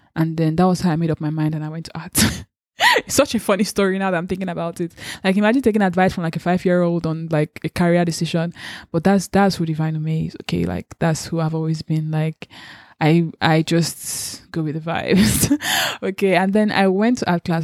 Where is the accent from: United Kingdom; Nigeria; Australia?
Nigeria; Lagos; also born or lived in Anambra State; I was born and brought up in Lagos, so I've been in Lagos all my life